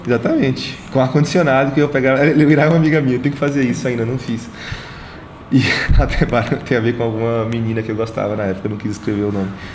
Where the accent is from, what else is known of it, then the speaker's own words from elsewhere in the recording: Salvador, Bahia, Brazil; also born or lived in Mutuípe; Nasci em Salvador, 9 de maio